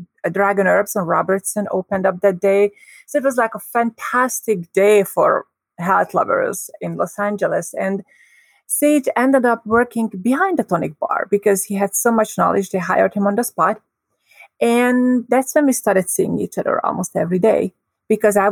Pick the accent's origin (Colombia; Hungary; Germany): Hungary; moved away; I grew up in Hungary